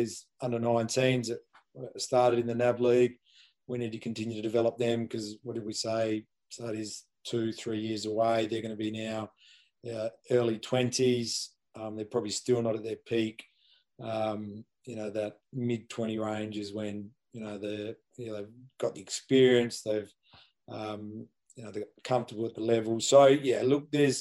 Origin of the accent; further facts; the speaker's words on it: Adelaide, South Australia, Australia; now in New South Wales, Australia; I grew up in Adelaide